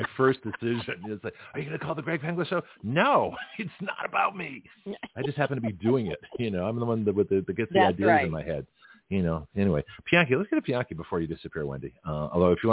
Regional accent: New England, United States; when I grew up in New England

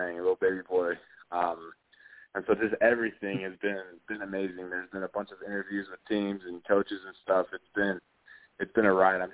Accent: Utah, United States; I grew up in Utah watching BYU football

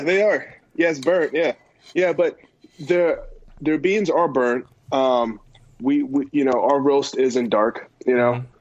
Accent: California, United States; I was born and raised in California.

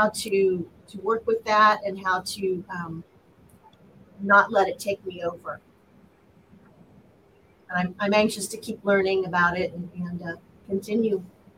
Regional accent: Emporia, Kansas, United States; I'm from Emporia here.

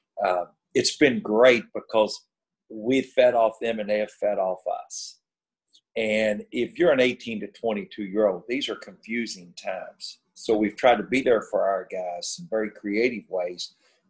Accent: Louisville, Kentucky, United States; I grew up in the south end of Louisville. I grew up on Central Avenue right by Churchill Downs

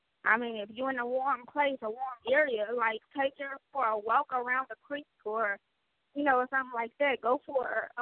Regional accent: Midwest, United States; I'm from the Midwest

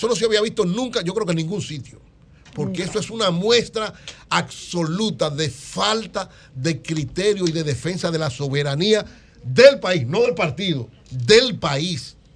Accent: San Francisco Macorís, Duarte, Dominican Republic; Yo soy de San Francisco Macorís, criaba en los minas.

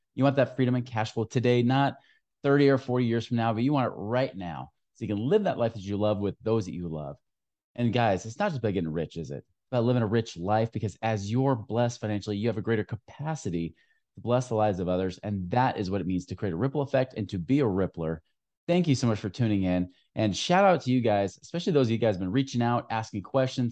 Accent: Oregon, United States; moved away; my home state

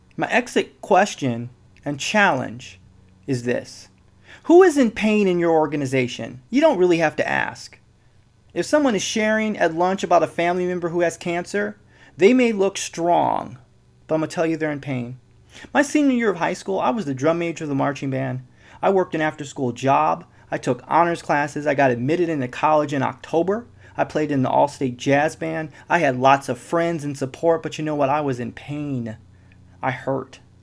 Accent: Midwest, United States; now in West Coast, United States; I was born in the Midwest. I'm living on the West Coast

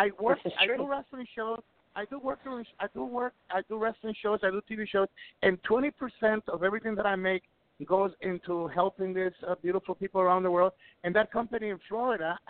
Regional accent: Ecuador; moved away; also born or lived in Puerto Rico; I'm from Ecuador. I'm from Ecuador, but I made my career in the Caribbean islands

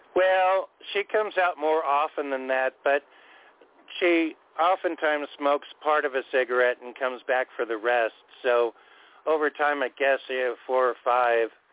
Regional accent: Orange County, California, United States; moved away as an adult; also born or lived in Anaheim; I grew up in Orange County all of my life before I moved up here in 95

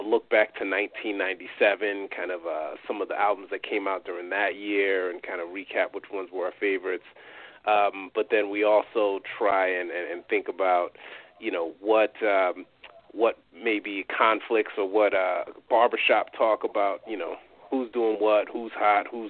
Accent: New York, United States; I'm from New York.

